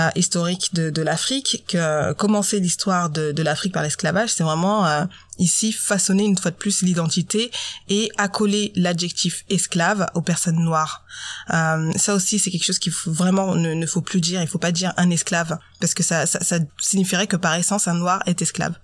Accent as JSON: {"language": "French", "region": "Normandy", "country": "France", "tie": "born or raised there", "said": "je suis née en Normandie, j'ai 30 ans et pourtant j'ai encore le droit à tu viens d'où en vrai. Donc ça fait 30 ans que je suis née en Normandie, que j'habite en France"}